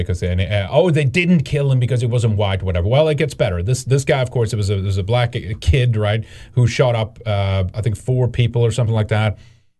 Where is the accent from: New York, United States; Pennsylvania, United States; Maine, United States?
Pennsylvania, United States; I mean, I'm from Pennsylvania